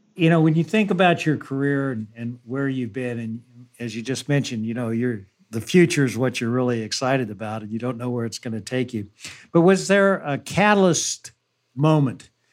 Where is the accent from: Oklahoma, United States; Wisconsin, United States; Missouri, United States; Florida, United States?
Missouri, United States; Kansas City; growing up in Kansas City, Missouri, that was a phrase we would use too.